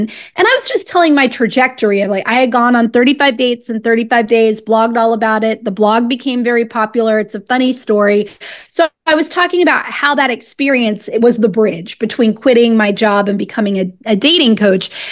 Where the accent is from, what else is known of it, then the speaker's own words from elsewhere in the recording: Pensacola, Florida, United States; moved away; also born or lived in Washington, District of Columbia, United States; I'm originally from Pensacola, Florida